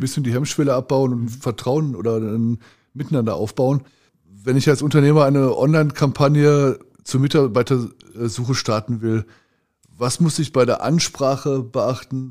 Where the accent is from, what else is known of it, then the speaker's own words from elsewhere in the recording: Ruhr area, North Rhine-Westphalia, Germany; bei uns im Ruhrgebiet